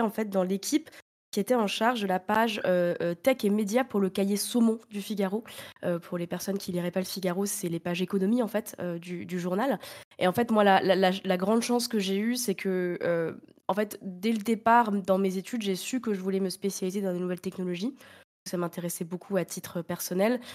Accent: Reims, Grand Est, France; je suis née à Reims

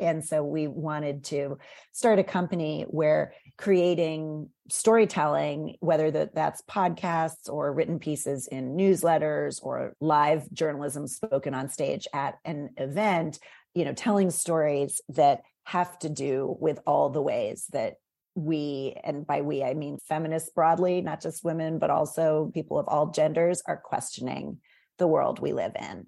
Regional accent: McLean, Virginia, United States; moved away; I grew up in Northern Virginia. I grew up in McLean.

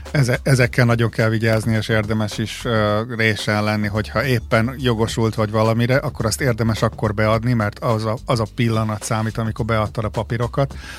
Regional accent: Hungary; now in Australia; én amikor fölnőttem Magyarországon

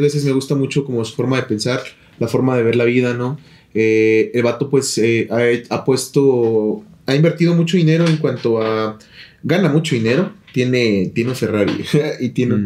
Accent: Nayarit, Mexico; moved away; yo nací en Nayarit

